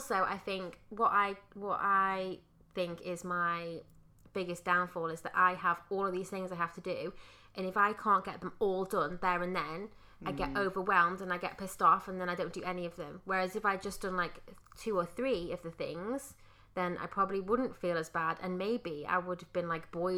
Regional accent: Wales, United Kingdom; I know, I'm Welsh and I don't have it.

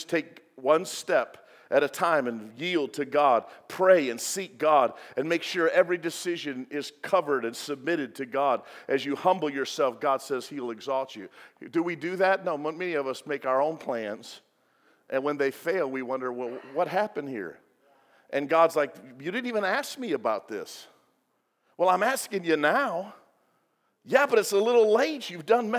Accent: Illinois, United States; moved away; I'm from Illinois. I learned how to drive on the Dan Ryan

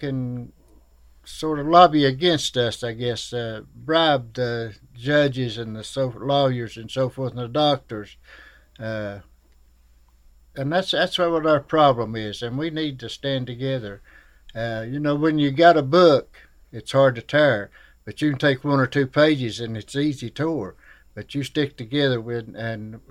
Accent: Shelby Gap, Kentucky, United States; I'm from Elkhorn Creek, down at Shelby Gap, Kentucky, and it's in Pike County.

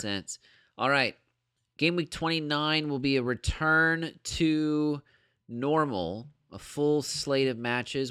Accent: United States; me being American

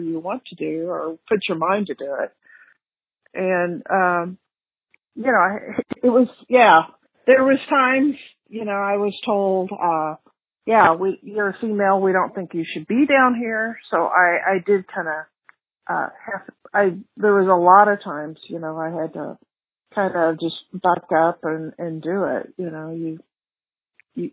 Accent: Cape Girardeau, Missouri, United States; I grew up in Cape Girardeau

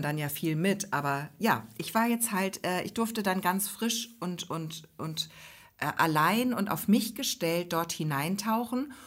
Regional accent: Ostholstein, Schleswig-Holstein, Germany; in Ostholstein, also in unserem Heimatkreis

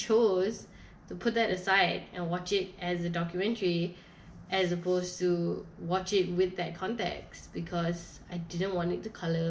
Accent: Malaysia

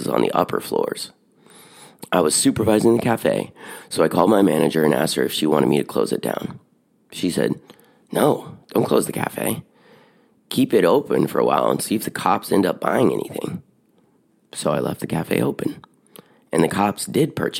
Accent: Eugene, Oregon, United States; my hometown, Eugene, Oregon

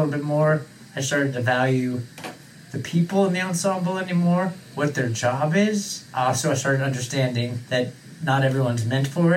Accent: San Diego, California, United States; I'm from San Diego, California, born and raised.

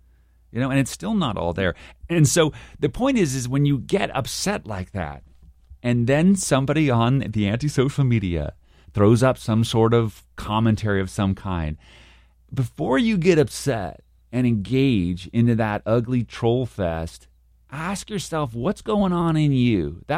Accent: Texas, United States; you don't like me because I'm a Texan, so I have to be a double strong Texan.

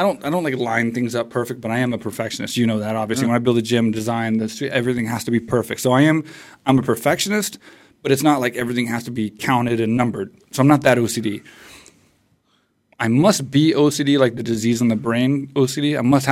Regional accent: Texas, United States; moved away as an adult; also born or lived in San Jose; I grew up in Texas on like a farm

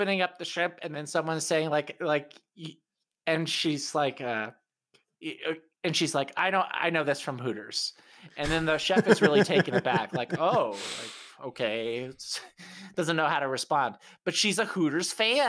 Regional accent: South Texas, United States; I grew up in South Texas

